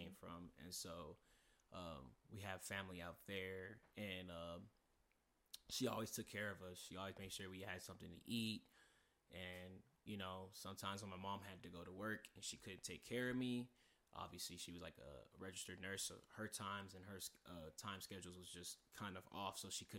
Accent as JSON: {"language": "English", "town": "San Antonio", "region": "Texas", "country": "United States", "said": "We never knew about it because we're not from here. We're from San Antonio."}